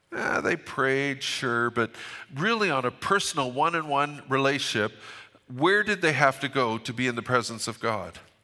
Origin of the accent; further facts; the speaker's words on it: Fort St. John, British Columbia, Canada; I'm from Fort Saint John